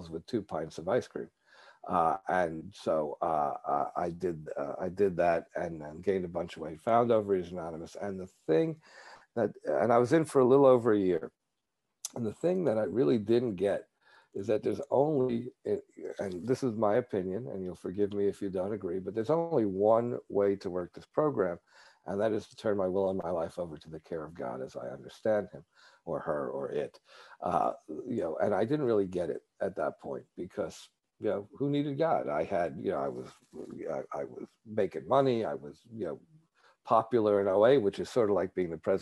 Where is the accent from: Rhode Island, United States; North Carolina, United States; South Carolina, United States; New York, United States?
New York, United States; I grew up in New York, which, people are not shy about telling you what they think.